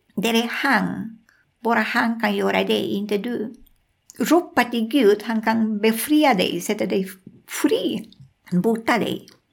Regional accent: Amazonas, Peru; Swedish is a second language; moved away as an adult; also born or lived in Lima, Peru; jag föddes där, jag är därifrån, mina föräldrar var därifrån

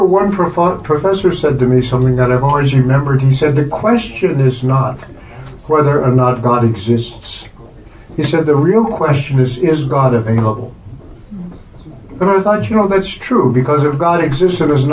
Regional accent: United States; I'm an American

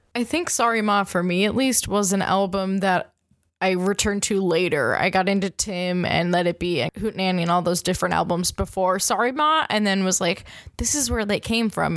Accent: Minnesota, United States; I'm from Minnesota

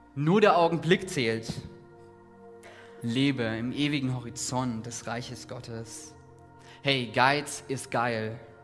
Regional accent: Saxony, Germany; Ich komme aus Ostdeutschland, aus Sachsen

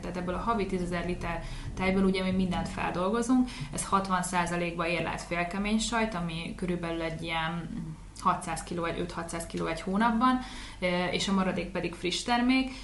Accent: Veszprém, Veszprém County, Hungary; moved away as an adult; also born or lived in Budapest; osztálytársak voltunk itt Veszprémbe, a Betési Albert hmm. gimnáziumba

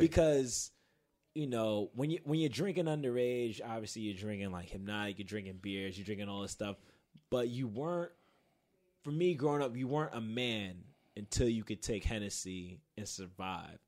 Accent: New York, United States; I'm from Queens

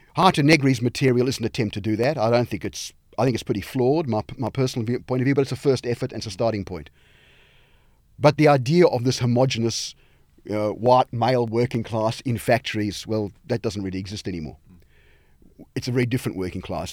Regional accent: South Africa; moved away; where I grew up in South Africa

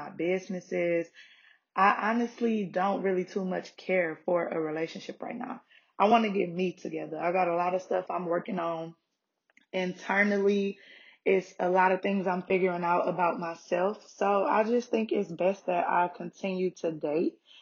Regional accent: Detroit, Michigan, United States; moved away as an adult; now in Atlanta, United States; I'm originally from Detroit

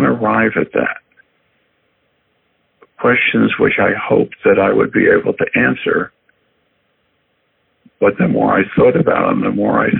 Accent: Philadelphia, Pennsylvania, United States; moved away; also born or lived in Chicago; I was born and raised in Philadelphia

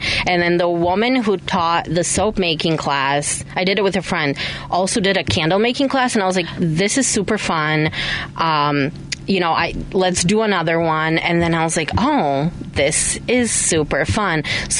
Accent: Chicago, Illinois, United States; also born or lived in Bulgaria; So my family is from Bulgaria, but we moved to Chicago in 1998, and we used to live in Jefferson Park, right by, like, Higgins and Lawrence

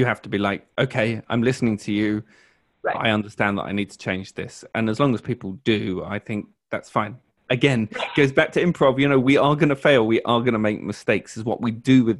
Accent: United Kingdom; I'm British

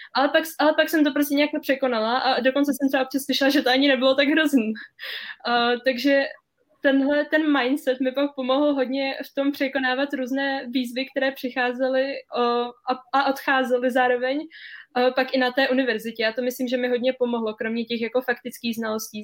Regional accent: Cheb, Karlovy Vary Region, Czechia; now in France; já jsem teda z Chebu, jak jsi už řekla, a chodila jsem tam na, na gymnázium od první do sexty

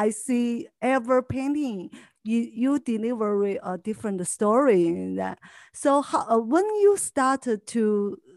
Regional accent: Argentina; English is a second language; moved away as an adult; now in Los Angeles, United States; I'm from Argentina.

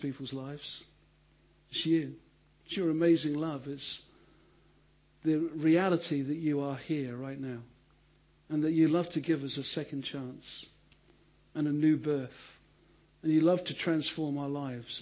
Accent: United Kingdom; because we're British

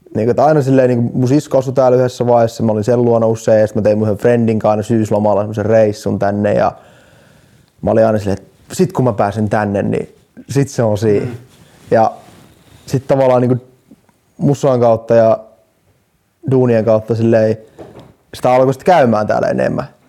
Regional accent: Jyväskylä, Central Finland, Finland; now in Helsinki, Finland; mä oon Jyväskylästä

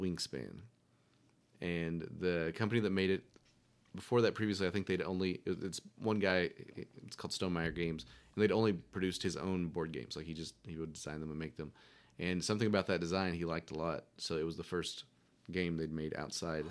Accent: Powhatan, Virginia, United States; growing up in Powhatan

